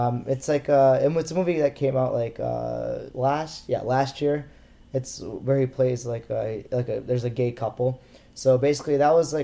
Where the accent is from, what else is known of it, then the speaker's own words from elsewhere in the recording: United States; As an Indian American